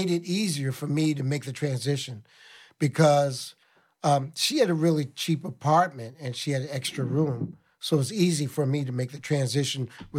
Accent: San Diego, California, United States; also born or lived in Kansas City, Missouri; now in New York, United States; I grew up in San Diego, born and raised in Kansas City, Missouri.

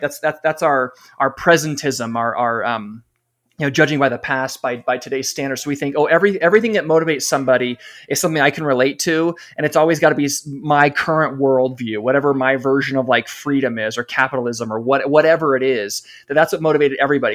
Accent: California, United States; now in Utah, United States; I live in Utah now, but I'm from California.

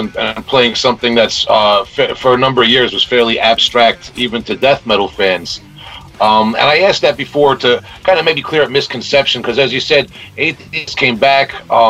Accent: Long Island, New York, United States; we're from Long Island.

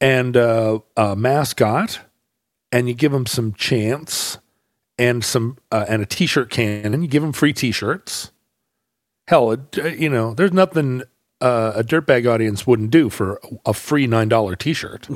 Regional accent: Alaska, United States; now in Seattle, United States; I grew up in Alaska, hockey

